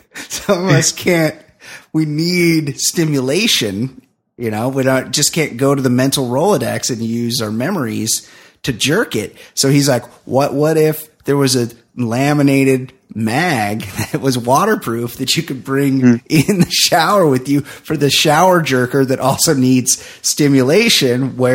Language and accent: English; Texas, United States; Like, oh, it's because I'm from Brazos County in South Texas.